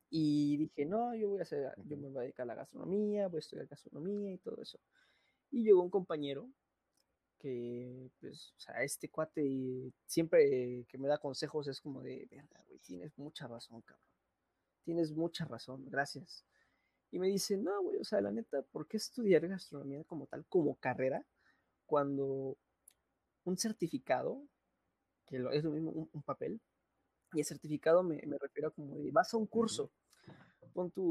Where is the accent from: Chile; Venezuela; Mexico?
Mexico; demasiado. o sea, como mexicano.